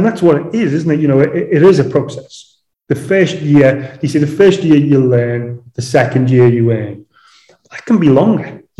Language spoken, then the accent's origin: English; Liverpool, North West England, United Kingdom; moved away as an adult; also born or lived in London / Dubai; I'm from Liverpool, home of the …